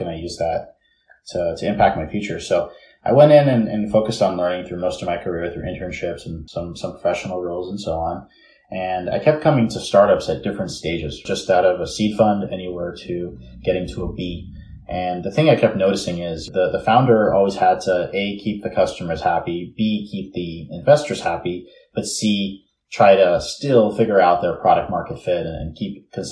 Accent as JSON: {"language": "English", "town": "New York City", "region": "New York", "country": "United States", "tie": "born or raised there", "moved": "yes", "lives_now": "California, United States", "said": "I'm originally from New York City, born and raised in Bay Ridge, Brooklyn"}